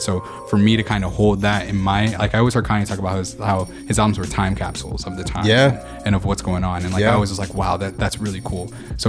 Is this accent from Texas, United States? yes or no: no; Buffalo, New York, United States; I am from Buffalo, New York.